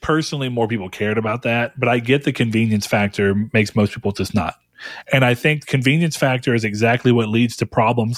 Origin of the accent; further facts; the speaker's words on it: United States; as an American